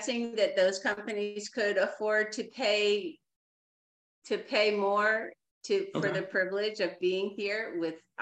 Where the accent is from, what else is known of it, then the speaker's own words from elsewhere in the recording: New Jersey, United States; now in Clarke County, Virginia, United States; I grew up in New Jersey